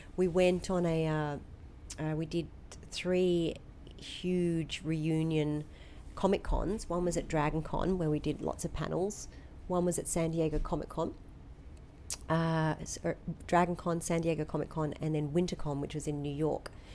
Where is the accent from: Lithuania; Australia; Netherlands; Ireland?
Australia; I'm typical Aussie.